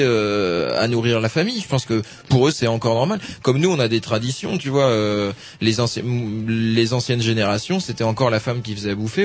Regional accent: Brittany, France; je suis breton, je suis originaire de Bretagne

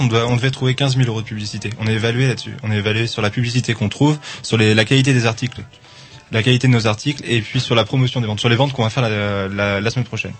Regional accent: Angers, Pays de la Loire, France; now in Rennes, France; je viens d'Angers

